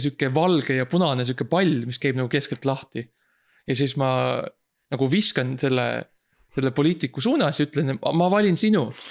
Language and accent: Estonian; Estonia; me oleme vabad eestlased